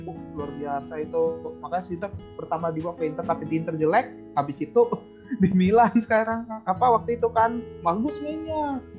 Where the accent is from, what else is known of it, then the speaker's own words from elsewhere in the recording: Pangkalan Bun, Central Kalimantan, Indonesia; Pangkalan Bun, Kalimantan Tengah.